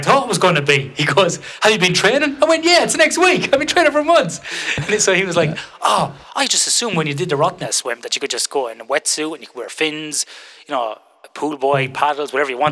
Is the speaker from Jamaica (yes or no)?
no; Ireland; now in Western Australia, Australia; when I grew up in Ireland